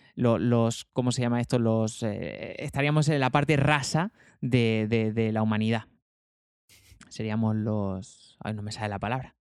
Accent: Almería, Andalusia, Spain; yo soy almeriense

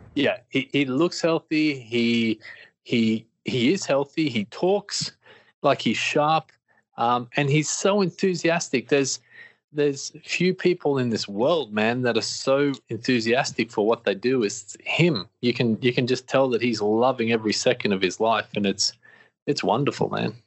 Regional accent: Australia; born and raised in Australia

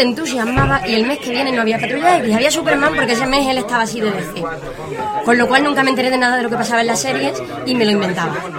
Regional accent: Chiclana de la Frontera, Andalusia, Spain; moved away as an adult; also born or lived in Seville / Cádiz; now in Elche, Spain; yo soy de pueblo. yo soy de Chiclana, Cádiz

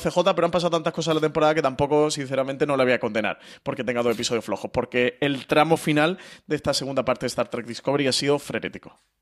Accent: Málaga, Andalusia, Spain; yo que soy malagueño

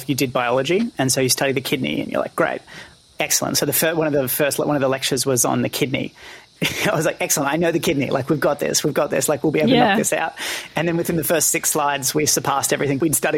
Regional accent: Penrith, New South Wales, Australia; born and raised in Penrith

